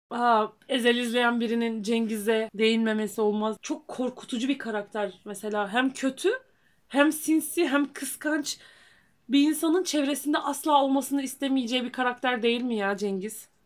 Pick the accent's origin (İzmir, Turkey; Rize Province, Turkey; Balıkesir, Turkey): Rize Province, Turkey; bir Rizeli olarak